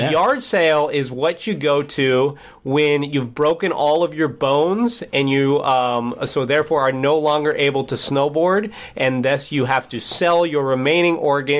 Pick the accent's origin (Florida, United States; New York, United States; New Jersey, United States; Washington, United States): Washington, United States; I grew up in Washington State, so there's mountains somewhat close by.